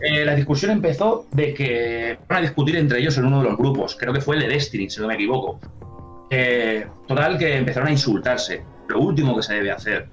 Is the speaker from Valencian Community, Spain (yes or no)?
yes; Valencian Community, Spain; gente de mi tierra